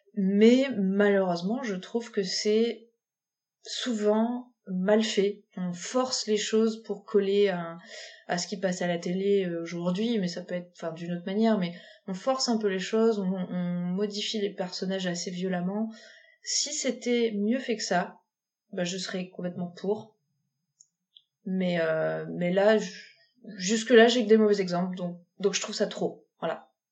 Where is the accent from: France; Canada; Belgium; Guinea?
France; On est français